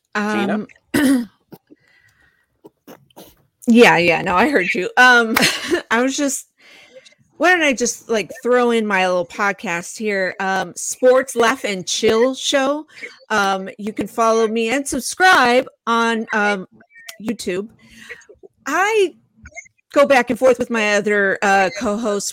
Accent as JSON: {"language": "English", "town": "San Francisco", "region": "California", "country": "United States", "tie": "born or raised there", "said": "born and raised in San Francisco"}